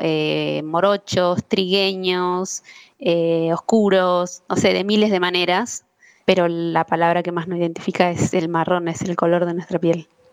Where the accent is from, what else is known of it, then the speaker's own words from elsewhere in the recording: Argentina; soy argentina